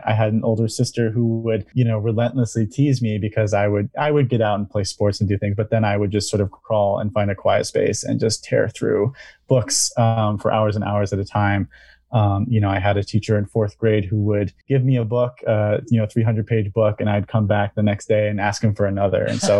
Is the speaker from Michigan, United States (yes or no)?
yes; Eastpointe, Michigan, United States; So I am a Michigander. I was born and raised in East Point and went to school right here in Michigan at Saginaw Valley.